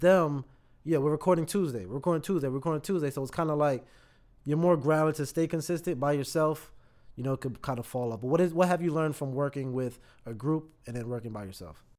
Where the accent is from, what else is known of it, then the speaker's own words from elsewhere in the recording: Raleigh, North Carolina, United States; moved away; I'm actually originally from Raleigh